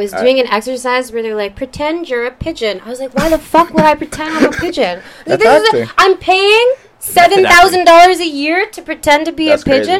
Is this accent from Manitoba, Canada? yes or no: no; Burgessville, Ontario, Canada; also born or lived in Guatemala / London, Ontario / Hamilton, Ontario; now in Toronto, Canada; I'm adopted. I'm adopted from Guatemala. I grew up by London, Ontario, in a really small. So you go to London, then you go to Woodstock, and then you go to Burgessville.